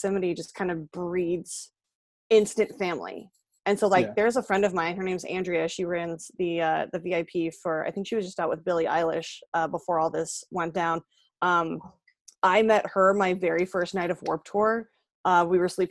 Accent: San Jose, California, United States; I grew up in San Jose

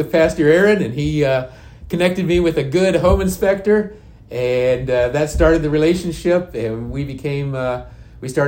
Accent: Indiana, United States; now in Leesburg, United States; I was uh, born and raised in Indiana.

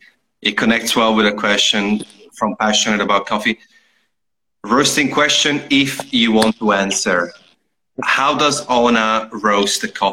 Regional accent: Italy; moved away; growing up in Italy in a small village

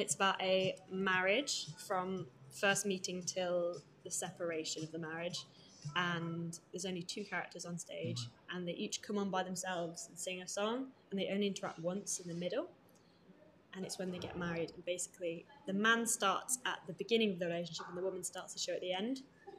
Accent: Leicestershire, East Midlands, United Kingdom; I'm from Leicester. Okay. Leicestershire. I'm like 20 minutes out.

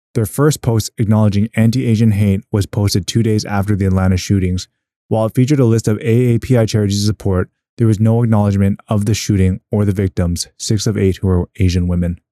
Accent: Edmonton, Alberta, Canada; moved away as an adult; now in Hong Kong; I grew up around Chinatowns in Edmonton

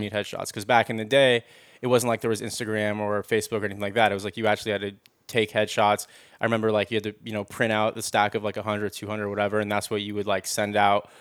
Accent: Los Angeles, California, United States; I grew up in the Valley

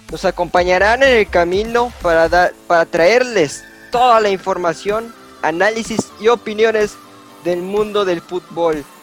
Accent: Mexico; como somos de México, y hay que hablar del balompié nacional mexicano.

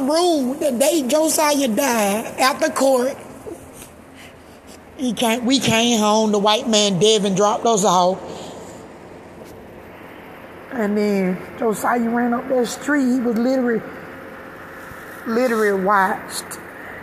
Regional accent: Georgia, United States; now in Stockton, United States; I'm from Georgia. I moved here. I had to learn the ropes.

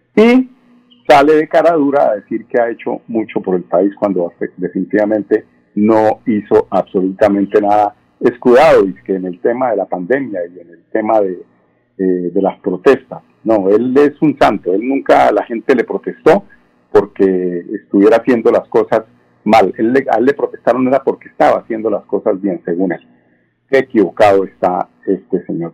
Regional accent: Colombia; somos muchos los colombianos

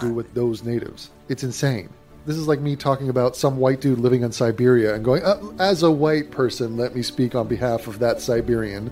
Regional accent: England, United Kingdom; I'm indigenous English.

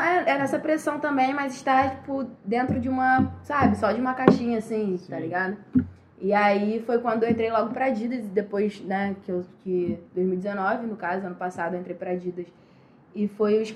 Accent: Rio de Janeiro, Brazil; sou daqui do Rio

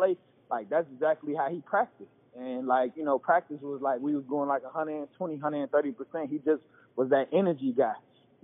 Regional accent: Chicago, Illinois, United States; also born or lived in Ohio; I'm from Chicago

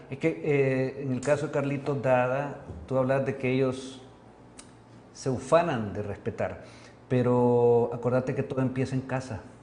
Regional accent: El Salvador; como salvadoreño, como ciudadano

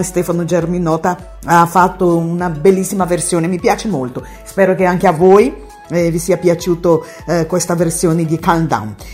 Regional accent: Bahia, Brazil; Italian is a second language; moved away as an adult; now in Italy; una brasiliana baiana che vive in Italia ormai da più di 30 anni

